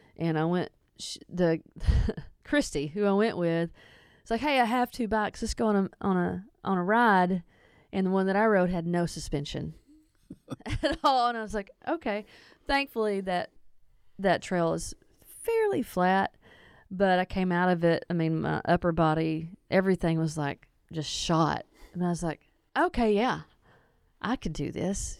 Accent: East End, Arkansas, United States; I grew up in East End, you know, outside of town here towards Sheridan. I went to school in Sheridan.

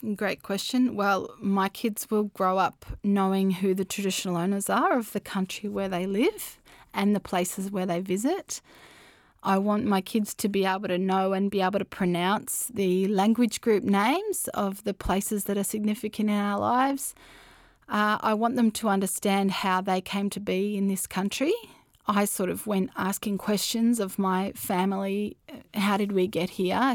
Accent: Australia; my identity as an Australian

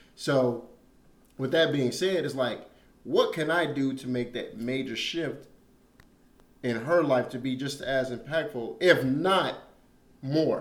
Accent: Chicago, Illinois, United States; moved away; I'm from Chicago, South Side.

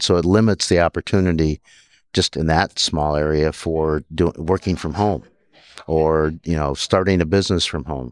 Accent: South Dakota, United States; also born or lived in Minnesota; born and raised in South Dakota

